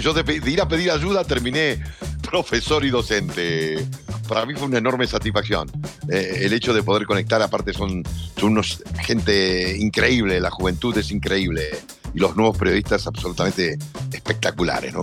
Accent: Argentina; soy argentino

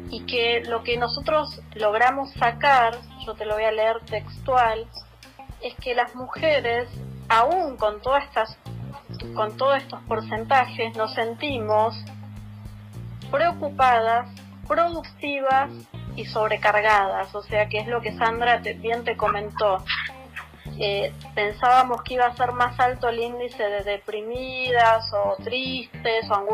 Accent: Florencio Varela, Buenos Aires Province, Argentina; todo, sea porque somos de Florencio Varela, es lo único

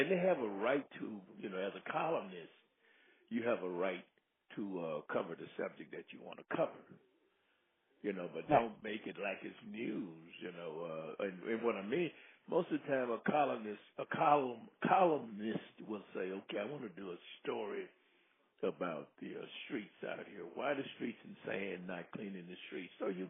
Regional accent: United States; I am strictly an American, and I am strictly, I consider myself independent.

